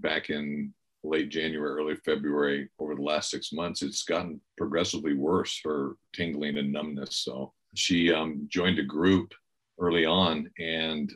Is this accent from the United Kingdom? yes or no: no; Bakersfield, California, United States; moved away as an adult; also born or lived in Los Angeles, California / Green Bay, Wisconsin; now in Bend, United States; I grew up in Bakersfield, California